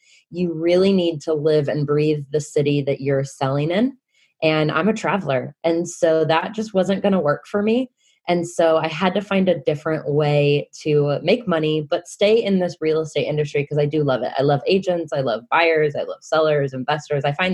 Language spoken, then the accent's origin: English; Kansas City, United States; moved away as an adult; now in Wellington, New Zealand; I'm originally from Kansas City